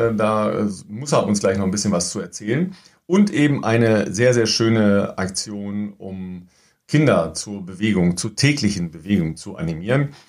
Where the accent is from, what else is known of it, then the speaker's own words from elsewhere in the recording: North Rhine-Westphalia, Germany; Ich komme ja eigentlich aus dem Kreis Recklinghausen